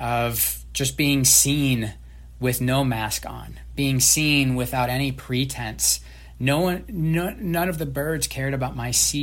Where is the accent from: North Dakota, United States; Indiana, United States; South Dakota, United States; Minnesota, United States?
Minnesota, United States; northern Mississippi River; moved away; the Mississippi River, which is what my hometown bordered up against